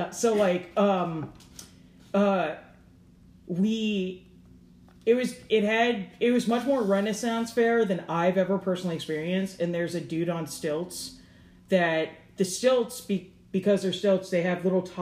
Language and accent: English; Catonsville, Maryland, United States; Oh no, I'm from Catonsville.